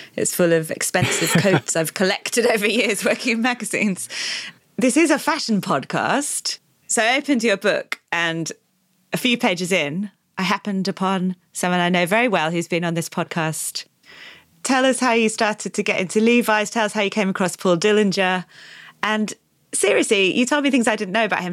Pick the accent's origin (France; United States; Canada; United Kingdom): United Kingdom; the north of England; I grew up in Britain